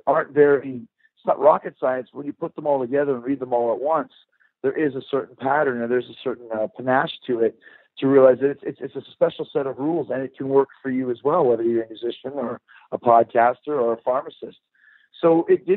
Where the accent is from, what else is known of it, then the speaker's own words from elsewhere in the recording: Winnipeg, Manitoba, Canada; 16 years old, growing up in Winnipeg, Canada